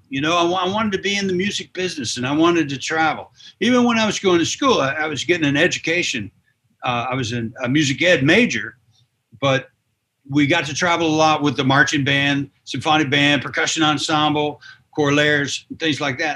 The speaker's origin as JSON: {"language": "English", "town": "Bolivar", "region": "Tennessee", "country": "United States", "tie": "born or raised there", "said": "I'm born and bred in West Tennessee. I'm from Bolivar, little town um, south of Jackson, here in West Tennessee"}